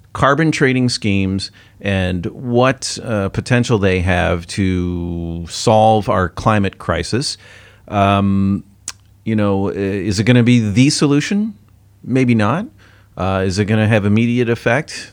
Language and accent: English; United States; now in Singapore; as an American